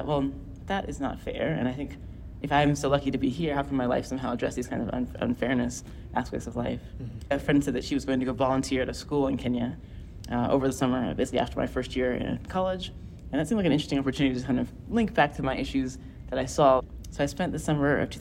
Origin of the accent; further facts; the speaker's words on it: Orlando, Florida, United States; I grew up in Orlando, Florida